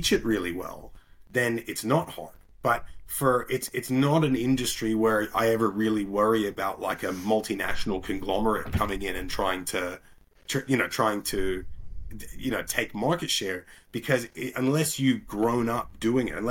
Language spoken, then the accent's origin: English; Bermuda; moved away; also born or lived in Australia; I grew up in Bermuda, which is a little island just above the Caribbean